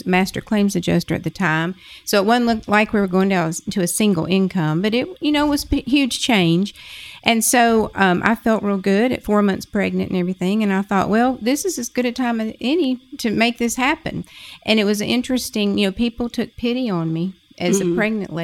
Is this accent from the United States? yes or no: yes; Pine Bluff, Arkansas, United States; my hometown. Which is where? Pine Bluff. Arkansas.